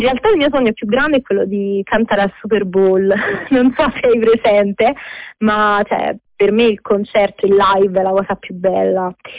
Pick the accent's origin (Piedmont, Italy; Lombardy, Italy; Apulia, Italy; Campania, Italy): Campania, Italy; Naples; sono di Napoli